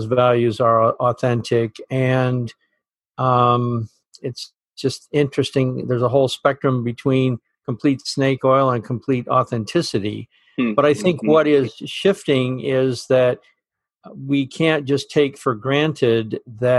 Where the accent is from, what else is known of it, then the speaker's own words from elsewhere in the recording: Burlington, Vermont, United States; based in my hometown of Burlington, Vermont